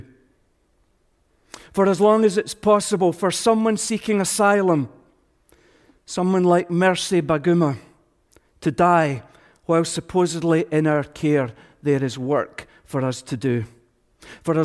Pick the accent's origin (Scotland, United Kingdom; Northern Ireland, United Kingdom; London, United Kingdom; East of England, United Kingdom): Scotland, United Kingdom; we Scots